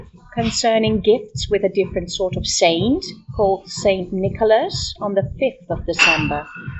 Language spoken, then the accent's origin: English; Amsterdam, North Holland, Netherlands; I'm from Amsterdam, the Netherlands.